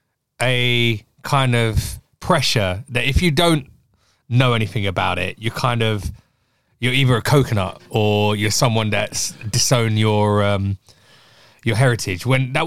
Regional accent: Kerala, India; born there; because I was born in Kerala.

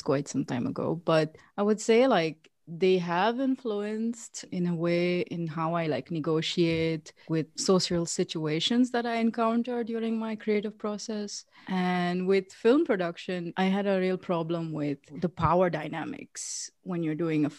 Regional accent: South India, India; I was born and I was brought up in India, like in South India, next to like a big city. So I didn't live in the city. I was living outside.

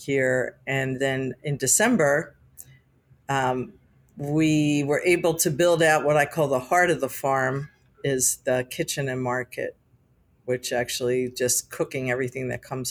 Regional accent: Atlantic City, New Jersey, United States; I was born and raised in Atlantic City

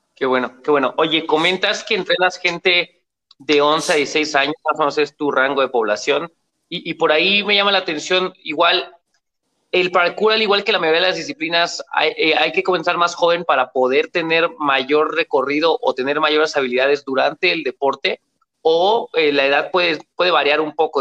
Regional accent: Mexico; aquí en mi país, en México

